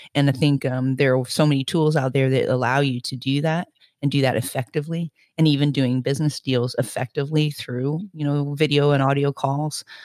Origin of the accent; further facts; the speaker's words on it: Florida, United States; also born or lived in Indiana, United States / Spain; now in Glasgow, United Kingdom; I'm from the Midwest. I was born in Indiana, hence my name. Um, my family moved to Florida, uh, shortly afterwards